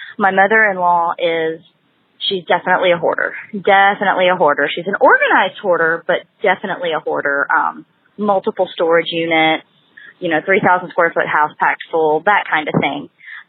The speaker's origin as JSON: {"language": "English", "town": "Huntsville", "region": "Alabama", "country": "United States", "said": "I'm from Huntsville, Alabama."}